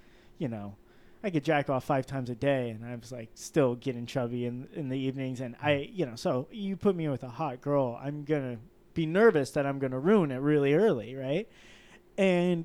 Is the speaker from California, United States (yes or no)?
yes; Manhattan Beach, California, United States; I grew up in Manhattan Beach